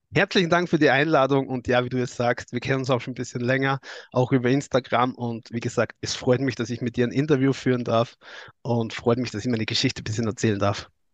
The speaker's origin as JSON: {"language": "German", "region": "Styria", "country": "Austria", "accent": "Austrian", "said": "ich komme aus Österreich, aus der Steiermark, aus der Grünen"}